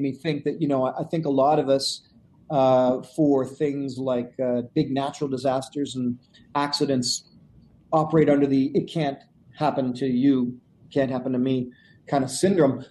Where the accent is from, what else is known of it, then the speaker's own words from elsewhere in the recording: Canada; I said portage because I'm Canadian. That's how you say it